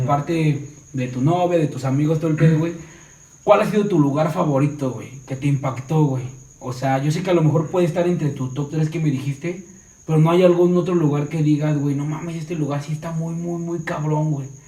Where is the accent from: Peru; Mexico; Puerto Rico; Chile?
Mexico; Mexico City; soy del DF